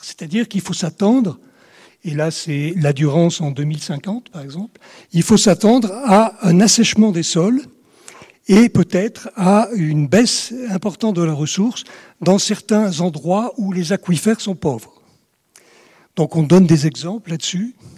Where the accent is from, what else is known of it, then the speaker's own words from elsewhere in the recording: Provence-Alpes-Côte d'Azur, France; je suis originaire des Hautes-Alpes à l'origine